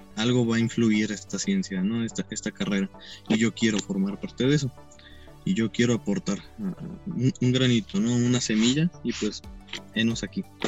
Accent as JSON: {"language": "Spanish", "town": "Tlaquepaque", "region": "Jalisco", "country": "Mexico", "tie": "born or raised there", "said": "Yo soy de aquí de Tlaquepaque, Jalisco, México. Nací en el 97, hace ya pues poquito más de 23 años. El 5 de septiembre cumplo, cumplo 24. Toda mi vida pues he, vivido aquí, ¿no?"}